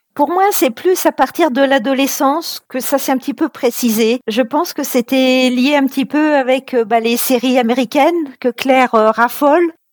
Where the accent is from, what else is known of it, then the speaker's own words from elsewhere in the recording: Paris / Yvelines, Île-de-France, France; also born or lived in Vincennes, Val-de-Marne / Var; Je suis, euh, je suis une Parisienne. Je suis née dans les Yvelines